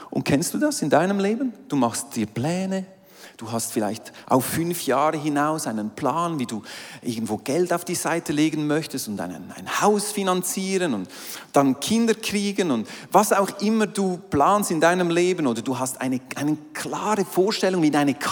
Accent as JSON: {"language": "German", "region": "Aargau", "country": "Switzerland", "said": "ich meine, ich komme aus dem Aargau, oder? und Aargau und See, da sehe ich äh, Halwiler See, oder?"}